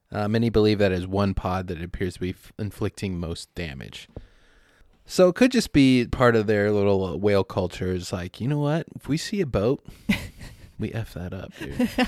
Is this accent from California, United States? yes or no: yes; San Diego, California, United States; Look, growing up in San Diego